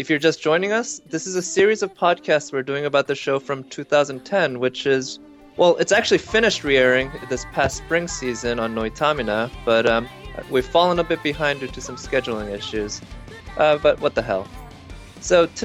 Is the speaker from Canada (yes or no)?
no; South Korea; now in United States; growing up in Korea